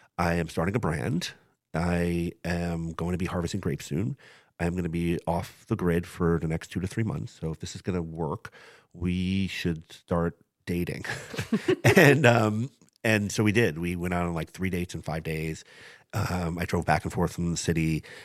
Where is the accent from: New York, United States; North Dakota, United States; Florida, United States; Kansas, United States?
New York, United States; New York City; moved away; my family growing up in Brooklyn, New York